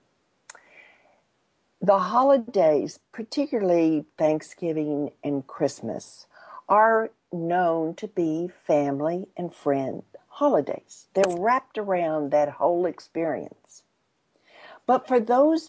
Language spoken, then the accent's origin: English; Texas, United States; for a Texan